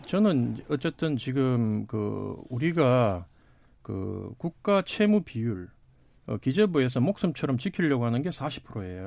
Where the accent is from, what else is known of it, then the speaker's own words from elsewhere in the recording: Daegu, South Korea; 사실 제 고향이 대구인데